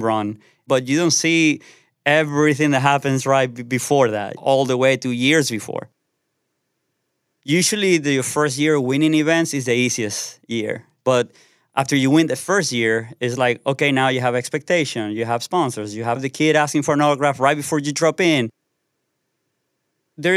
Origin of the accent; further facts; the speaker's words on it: Caracas, Capital District, Venezuela; I'm from Caracas, Venezuela, and I'm a professional BMX rider.